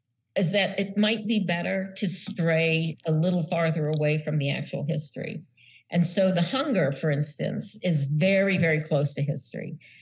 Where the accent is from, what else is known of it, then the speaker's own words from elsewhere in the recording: United States; So I'm a Nisei, for instance, because my mom is Nisei, but I was born in the United States.